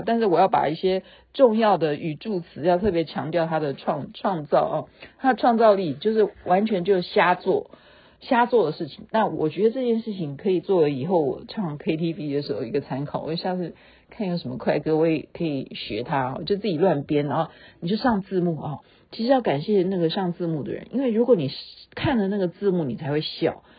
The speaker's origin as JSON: {"language": "Chinese", "country": "Taiwan", "said": "我们台湾话"}